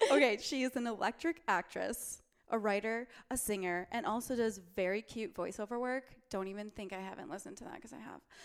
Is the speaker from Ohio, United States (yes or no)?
no; Wisconsin, United States; now in Los Angeles, United States; I'm from Wisconsin